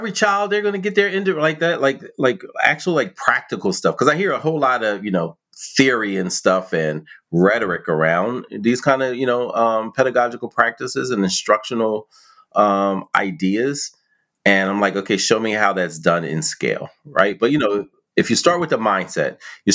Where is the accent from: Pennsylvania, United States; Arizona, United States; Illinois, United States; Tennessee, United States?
Pennsylvania, United States; Philadelphia; I grew up in West Philly